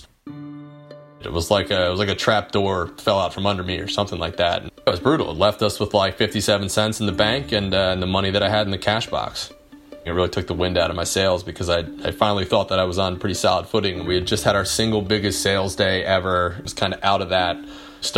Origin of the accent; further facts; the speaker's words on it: New Jersey, United States; now in Phoenix, United States; I grew up in the Philly area, and there was a really great little Amish market in my hometown in South Jersey